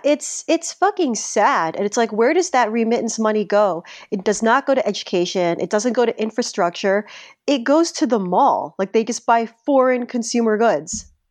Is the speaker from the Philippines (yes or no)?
yes; Philippines; as a Filipino